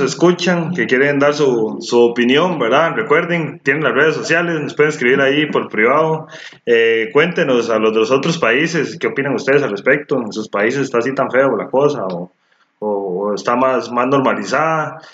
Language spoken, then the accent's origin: Spanish; Costa Rica; Somos ticos